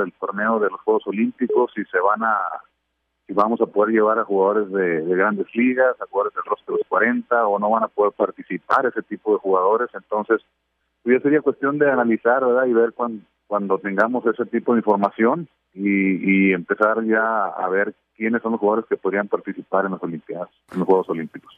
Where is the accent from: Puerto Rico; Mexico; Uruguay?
Mexico; siempre he sido súper orgulloso de ser mexicano